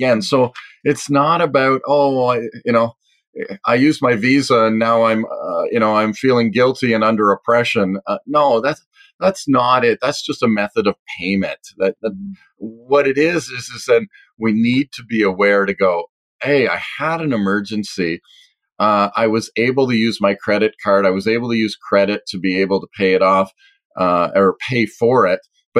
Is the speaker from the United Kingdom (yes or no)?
no; Canada; are we just going to all as a Canadian economy just go wild